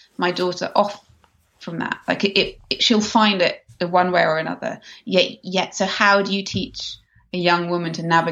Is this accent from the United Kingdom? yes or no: yes; England, United Kingdom; moved away as an adult; now in Los Angeles, United States; growing up in England as a child, I devoured Enid Blyton books